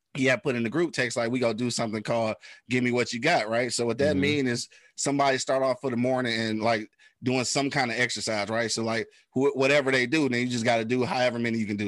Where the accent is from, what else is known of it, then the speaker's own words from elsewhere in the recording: Detroit, Michigan, United States; I'm from the east side, bro. Like I'm from the 48205